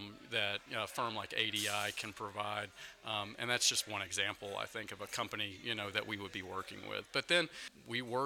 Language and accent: English; Dallas-Fort Worth area, Texas, United States; moved away as an adult; now in Washington, D.C., United States; I'm from the Dallas-Fort Worth area